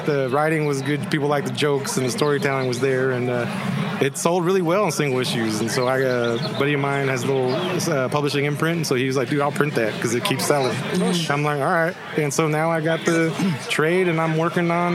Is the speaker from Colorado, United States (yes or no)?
no; Corona, California, United States; I grew up in Corona